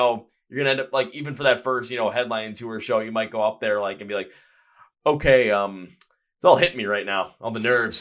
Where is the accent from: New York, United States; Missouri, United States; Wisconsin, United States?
Wisconsin, United States; Milwaukee; I'm from the States. Like, I'm what city? I'm from Milwaukee